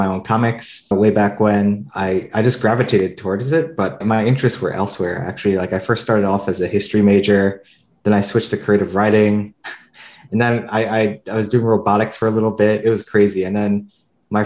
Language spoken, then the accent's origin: English; New York City, New York, United States; moved away as an adult; also born or lived in Silicon Valley / China; now in Singapore; I'm originally from Brooklyn, New York